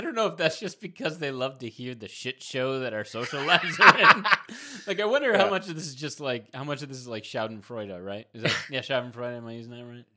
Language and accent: English; Providence, Rhode Island, United States; I grew up in Providence, Rhode Island